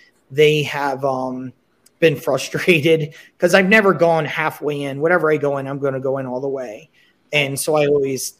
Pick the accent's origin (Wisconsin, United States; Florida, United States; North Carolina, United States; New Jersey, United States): New Jersey, United States; also born or lived in California; now in Las Vegas, United States; I'm from New Jersey. I live in Vegas